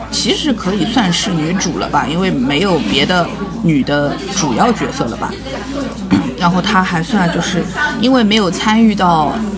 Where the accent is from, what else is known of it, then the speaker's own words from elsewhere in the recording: Shanghai, China; 我们上海人